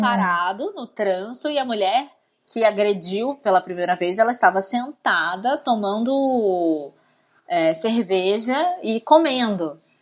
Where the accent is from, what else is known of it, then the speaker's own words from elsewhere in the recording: Barra do Piraí, Rio de Janeiro, Brazil; eu nasci em Barra do Piraí